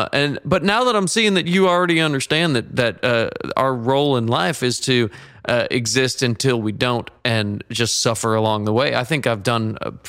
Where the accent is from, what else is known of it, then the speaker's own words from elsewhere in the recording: Georgia, United States; You know, growing up in Georgia, one of the things that they always say is you're either going to love the Falcons or you're going to love the Steelers.